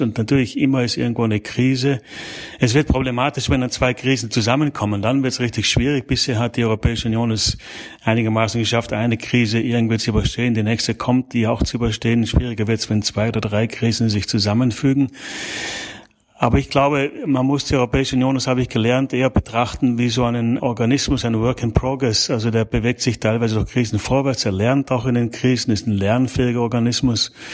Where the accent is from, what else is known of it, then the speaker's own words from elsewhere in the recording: South Tyrol, Trentino-Alto Adige, Italy; also born or lived in Germany; now in Belgium; Ich bin gebürtig aus, aus Südtirol, ja. Also ich bin sozusagen in Italien geboren und dann, wie man modern sagen würde, ethnischer Österreicher und ein angelernter Deutscher.